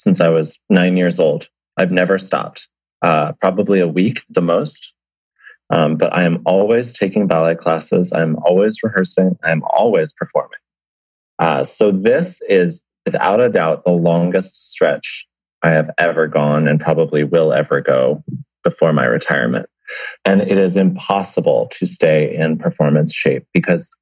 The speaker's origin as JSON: {"language": "English", "town": "Fairfield", "region": "Connecticut", "country": "United States", "tie": "born or raised there", "also_born_or_lived": "Bridgeport, Connecticut", "said": "I grew up in Fairfield, Connecticut"}